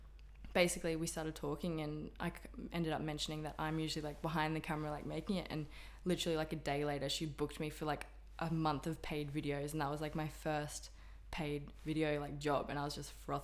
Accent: Sunshine Coast, Queensland, Australia; also born or lived in Perth / Brisbane; I grew up on the Sunshine Coast. I actually do live there like still part time.

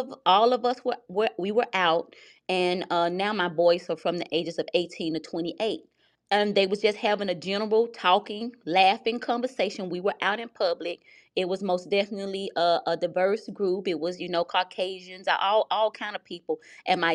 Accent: the South, United States; I grew up in the South

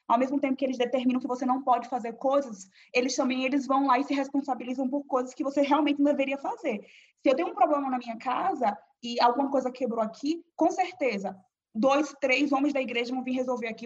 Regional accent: Aracaju, Sergipe, Brazil; moved away as an adult; eu sou nordestina, sou de Aracaju, o melhor lugar no Brasil

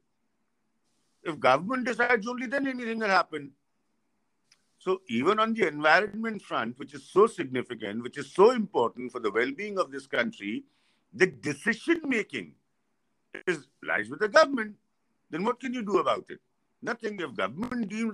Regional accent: Lucknow, Uttar Pradesh, India; I come from Lucknow

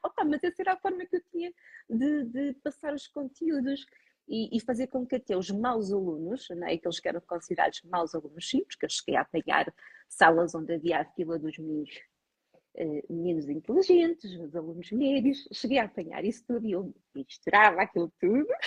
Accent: Lisbon, Portugal; moved away as an adult; also born or lived in Douro (family); now in northern Portugal; eu sou natural de Lisboa, estou aqui na região ah, há 5 anos.

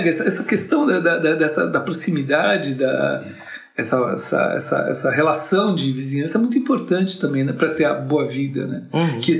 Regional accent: Barbacena, Minas Gerais, Brazil; Quando eu era pequeno. Lá em Barbacena.

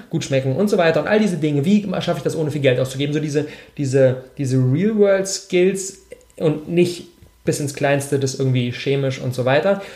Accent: Berlin, Germany; ich bin, ich bin 26 Jahre alt, ich komme aus Berlin

